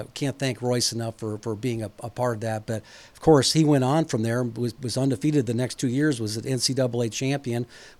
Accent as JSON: {"language": "English", "town": "Ames", "region": "Iowa", "country": "United States", "tie": "born or raised there", "said": "growing up in Ames"}